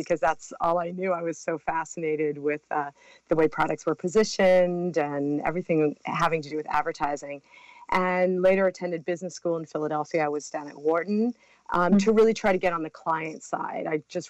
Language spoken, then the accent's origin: English; Brazil; also born or lived in Mexico; Well, I was raised in Brazil and Mexico, and I came, it's really interesting because just that coming back and forth from the States to South America really got me and my sisters.